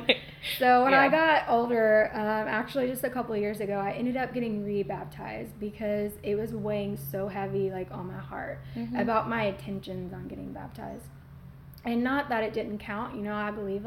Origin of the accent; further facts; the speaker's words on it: Channelview, Texas, United States; moved away; I lived in Channelview growing up, and well, for I guess my early life